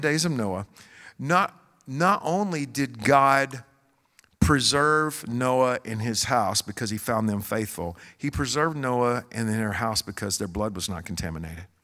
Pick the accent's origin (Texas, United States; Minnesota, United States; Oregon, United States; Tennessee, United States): Texas, United States; Joshua; I'm from Joshua, Texas